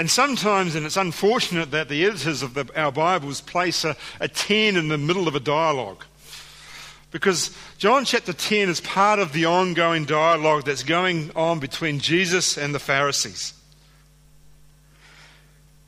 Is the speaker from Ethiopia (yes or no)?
no; New Zealand; now in Australia; being a New Zealander